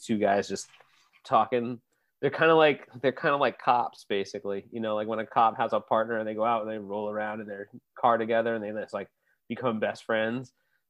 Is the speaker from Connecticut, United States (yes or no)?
yes; Connecticut, United States; I grew up in Connecticut.